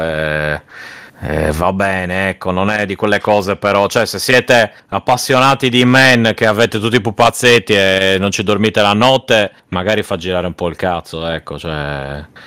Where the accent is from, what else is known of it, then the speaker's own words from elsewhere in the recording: Sardinia, Italy; essendo sardo